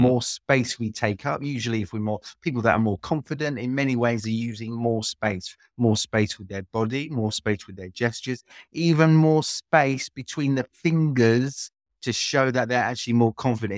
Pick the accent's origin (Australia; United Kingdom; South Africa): United Kingdom; London; moved away as an adult; also born or lived in France; now in Split, Croatia; I am British. I'm from London, but lived in, in Croatia for, for about twenty, just over twenty years now